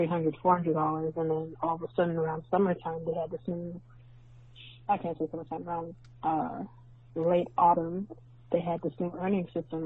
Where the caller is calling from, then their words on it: Canada; I'm calling from Canada